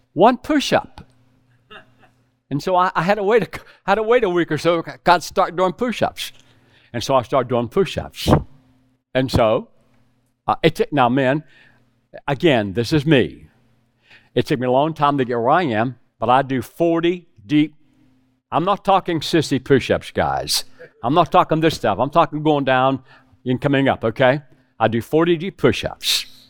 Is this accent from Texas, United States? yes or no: no; West Virginia, United States; moved away as an adult; also born or lived in South Carolina; I was raised in West Virginia with hogs